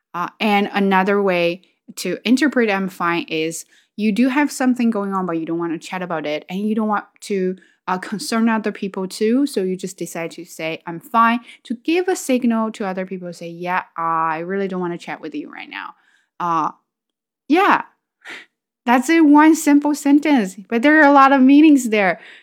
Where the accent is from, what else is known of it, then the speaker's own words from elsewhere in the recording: China; English is a second language; moved away as an adult; now in Canada; I was in China, but came here